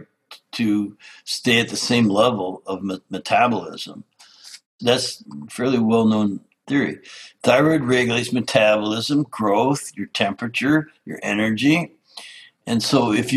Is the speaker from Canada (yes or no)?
yes; Canada; I grew up in Canada as an outdoors lover